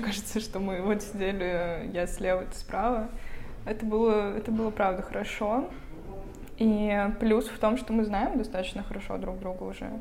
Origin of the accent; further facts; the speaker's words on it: Vologda, Vologda Oblast, Russia; moved away as an adult; now in Saint Petersburg, Russia; Я сама из Вологды, относительно тоже недалеко отсюда